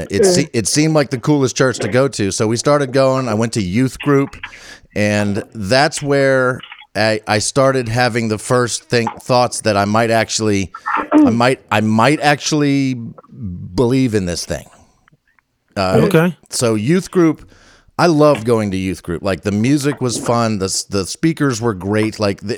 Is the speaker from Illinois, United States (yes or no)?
no; Northern Virginia, United States; I grew up in Northern Virginia